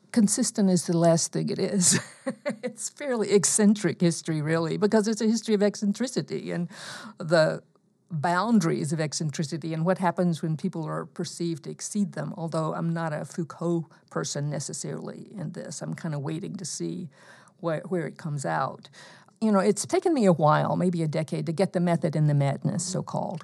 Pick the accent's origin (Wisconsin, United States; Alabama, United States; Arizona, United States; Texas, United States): Alabama, United States; eastern; I grew up in Alabama, very close to McCullers, 'cause I was in the uh, eastern part of the state